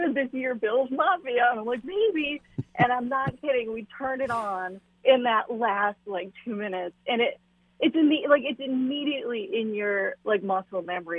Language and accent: English; Buffalo, New York, United States; also born or lived in Raleigh, North Carolina / Sonoma County, California / Los Angeles, California; now in Memphis, United States; I grew up in Buffalo